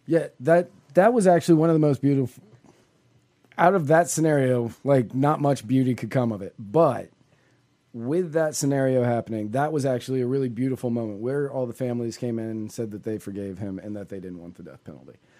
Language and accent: English; Virginia, United States; moved away; also born or lived in Tennessee; I grew up in Virginia